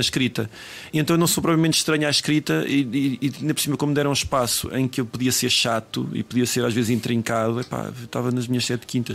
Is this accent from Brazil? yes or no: no; Tondela, Centro, Portugal; now in Lisbon, Portugal; quando eu saí de Tondela